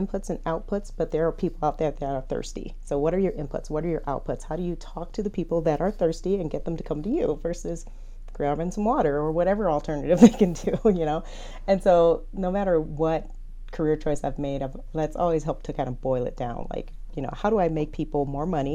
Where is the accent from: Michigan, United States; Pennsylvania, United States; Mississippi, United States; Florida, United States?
Michigan, United States; Detroit; I'm from Detroit